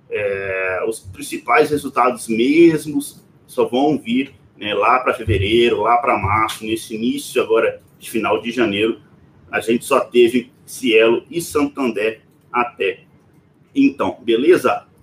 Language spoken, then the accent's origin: Portuguese; Governador Valadares, Minas Gerais, Brazil; Então, é, na verdade, eu sou governador Valadares, né? Mas eu falo que sou de Belo Horizonte para ficar mais fácil.